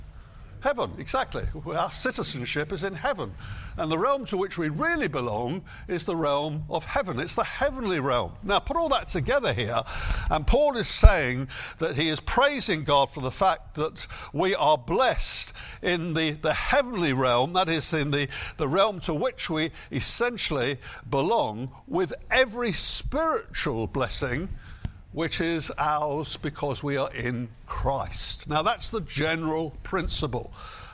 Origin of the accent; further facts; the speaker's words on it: United Kingdom; I am a British citizen.